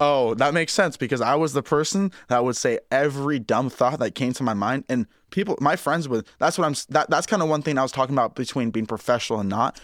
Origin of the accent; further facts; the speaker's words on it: Ocean Park, Washington, United States; moved away; growing up in Ocean Park